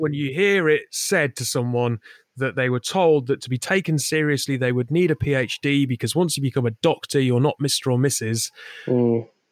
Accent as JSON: {"language": "English", "region": "the north of England", "country": "United Kingdom", "said": "we're both from Northern England"}